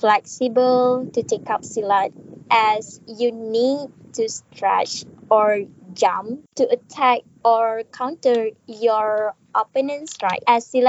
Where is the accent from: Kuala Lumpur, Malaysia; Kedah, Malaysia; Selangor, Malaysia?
Kedah, Malaysia; I'm from Malaysia, which is more specific in Kedah. And I was 18 years old, and I currently studying at Sekolah Menengah Kebangsaan Bendang